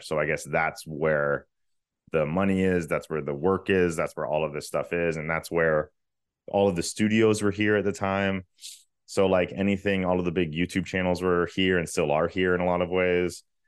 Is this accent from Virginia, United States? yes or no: yes; Virginia, United States; moved away as an adult; also born or lived in Richmond; now in Los Angeles, United States; I'm from Virginia.